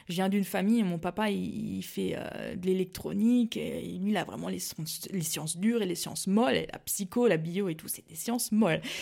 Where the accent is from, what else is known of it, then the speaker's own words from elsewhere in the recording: Mulhouse, Grand Est, France; fait je suis alsacienne pure je viens de, Mulhouse, donc dans le Haut-Rhin. Et j'ai passé toute mon enfance là-bas.